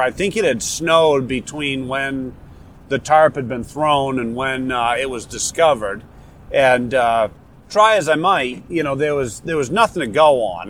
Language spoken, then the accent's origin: English; Warner, New Hampshire, United States; accent: New Hampshire local dialect; moved away; I'm from Warner. Um, Warner is uh, south central part of the state, uh, just uh, a little bit northwest of Concord even though I've lived elsewhere for a long time, Warner will always be home and where I'm from